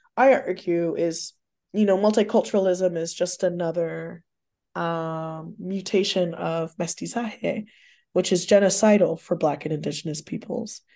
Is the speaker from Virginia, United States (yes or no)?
no; Texas, United States; also born or lived in Austin, Texas / Canton, Mississippi; I grew up in Texas, between Texas and Mississippi, but mostly in Texas